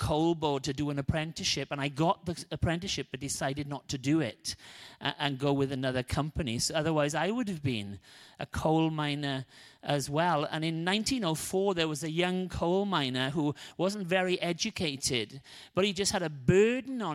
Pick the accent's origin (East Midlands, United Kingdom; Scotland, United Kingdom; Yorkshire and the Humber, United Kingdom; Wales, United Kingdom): Wales, United Kingdom; moved away; I'm Welsh